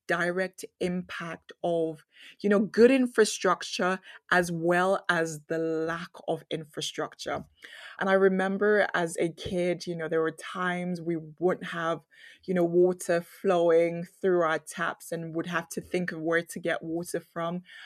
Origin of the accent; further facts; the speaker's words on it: Nigeria; I grew up in Nigeria